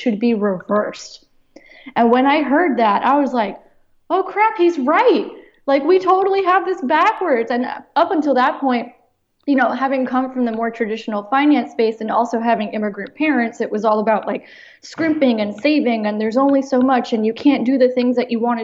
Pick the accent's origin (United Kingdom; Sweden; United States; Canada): United States; I was born in the United States